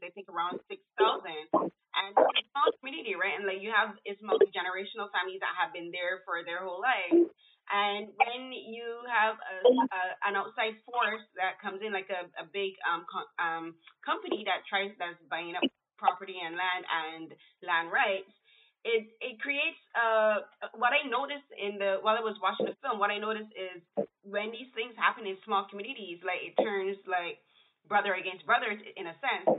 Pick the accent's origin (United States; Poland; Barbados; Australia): Barbados; moved away; I'm from Barbados